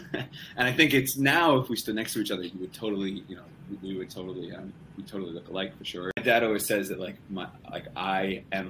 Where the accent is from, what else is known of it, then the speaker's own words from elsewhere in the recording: central New Jersey, United States; Yeah, so I grew up in central New Jersey, which is a place. Don't let anybody tell you differently. And my mom is from England, from the northwest of England, so about an hour north of Manchester.